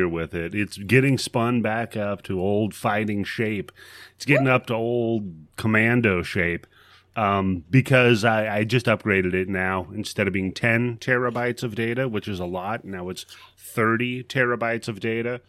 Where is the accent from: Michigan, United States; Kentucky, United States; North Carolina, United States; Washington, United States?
Washington, United States; Seattle; I grew up here